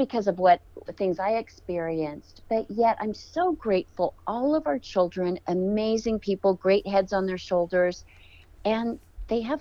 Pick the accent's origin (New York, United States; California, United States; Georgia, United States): California, United States; I grew up in California